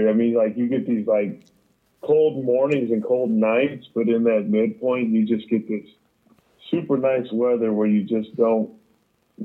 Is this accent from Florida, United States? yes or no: no; Mesa, Arizona, United States; moved away; how the hell did I live here?